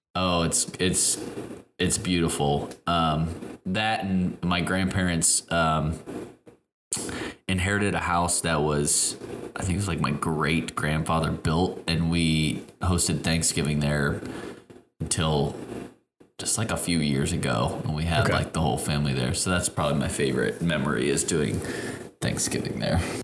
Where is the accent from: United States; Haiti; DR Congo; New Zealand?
United States; Chicago, Illinois; I am from Chicago, but my family is all from Tennessee